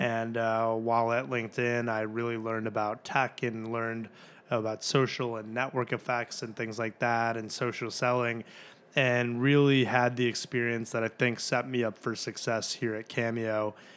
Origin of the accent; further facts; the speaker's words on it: Glenview, Illinois, United States; also born or lived in North Carolina; I'm from Glenview originally. I went to Glenbrook South